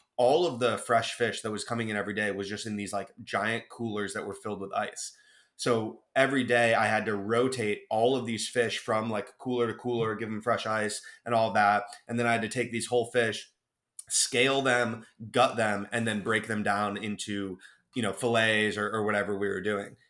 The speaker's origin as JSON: {"language": "English", "town": "Cleveland", "region": "Ohio", "country": "United States", "tie": "born or raised there", "moved": "yes", "said": "growing up in Cleveland, Ohio"}